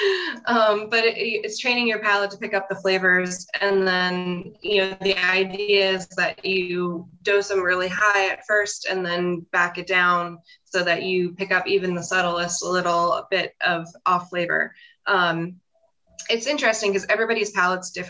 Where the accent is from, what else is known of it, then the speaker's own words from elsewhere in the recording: Pennsylvania, United States; I grew up in Pennsylvania, and I pretty much have lived in Pennsylvania my whole life